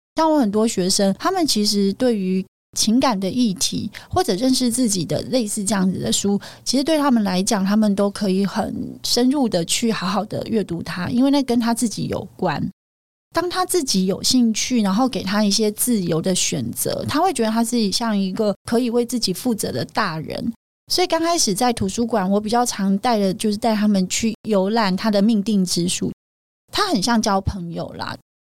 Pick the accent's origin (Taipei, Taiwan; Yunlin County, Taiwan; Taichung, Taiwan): Yunlin County, Taiwan; 我之前在云林乡下长大的小孩，那我父母都非常的辛苦